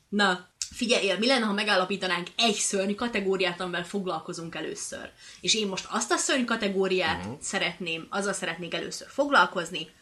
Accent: Kisköz, Hungary; én egy kis faluból származom

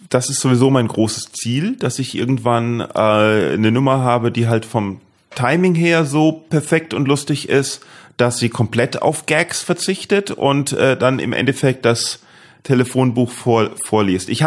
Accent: Neustadt an der Weinstraße, Rhineland-Palatinate, Germany; also born or lived in England; Deidesheim ist ja direkt um die Ecke, wo ich aufgewachsen bin.

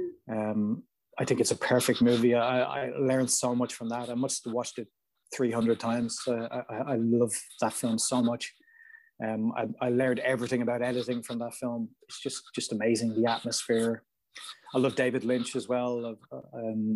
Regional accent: Ireland; in Ireland, where I'm from, everything's really small

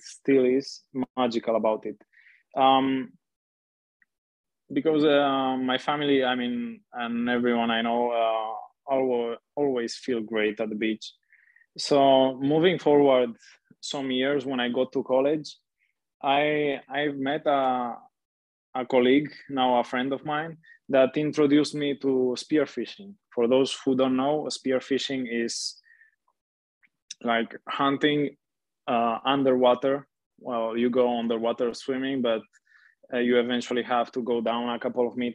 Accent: Catalonia, Spain; also born or lived in Transylvania, Romania; So I was born in Romania, in Transylvania. So then some years later, we moved to Catalonia, Spain.

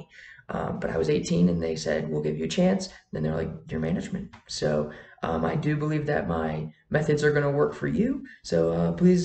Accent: Wisconsin, United States; moved away as an adult; now in Colorado, United States; I grew up in Wisconsin, and I made the move down here to Colorado all on my own.

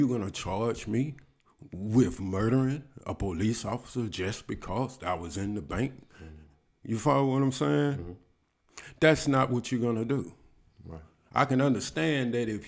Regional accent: Alabama, United States; I am from Alabama

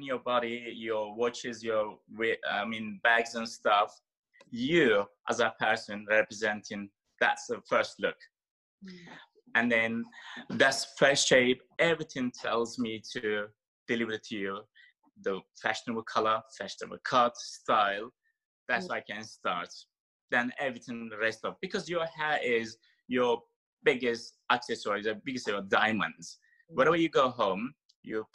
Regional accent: Turkey; English is a second language; moved away as an adult; also born or lived in Istanbul, Turkey; now in London, United Kingdom; my background is we are Turkish and I have like Greek and Turkish plus Ukrainian and Georgian mix of my blood, but I carry in Turkish passport.

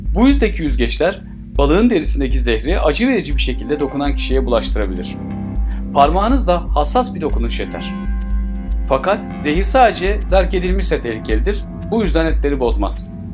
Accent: Turkey

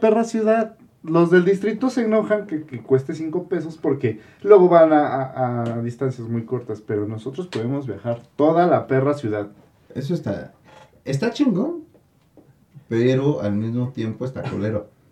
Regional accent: State of Mexico, Mexico; nosotros del Estado de México

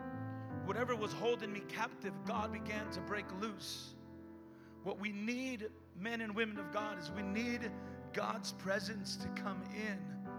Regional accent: Richmond, United States; Listen, I'm from Richmond.

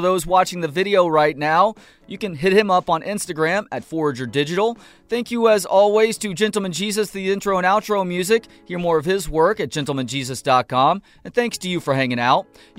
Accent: Dallas, Texas, United States; moved away; I'm from Dallas originally.

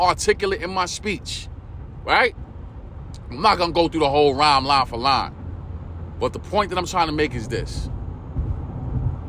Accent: New York City, New York, United States; that's where I'm from, East New York, Brooklyn

